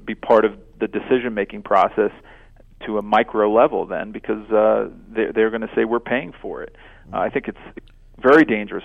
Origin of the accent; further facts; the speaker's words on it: New York City, New York, United States; moved away; I'm actually from New York, lived there over 30 years